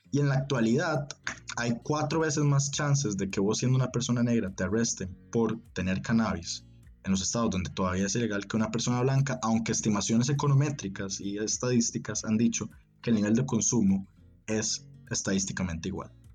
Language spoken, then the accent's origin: Spanish; San José, Costa Rica; also born or lived in Heredia, Costa Rica; nací y me, criaron en, en San José, Costa Rica de hecho cerca en una provincia que se llama Heredia